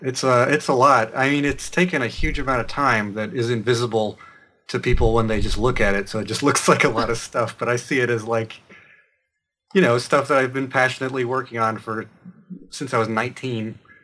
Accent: Asheville, North Carolina, United States; now in Brooklyn, United States; North Carolina. I'm from Asheville, which is sort of the progressive bastion of the North Carolina stretch of the Appalachians.

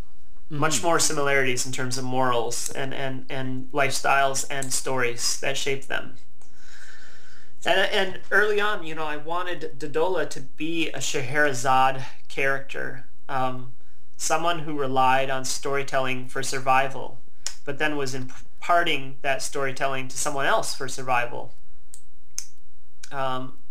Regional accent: Midwest, United States; moved away as an adult; also born or lived in Milwaukee, Wisconsin / Portland; In being American and coming from and living in such a privileged sort of country

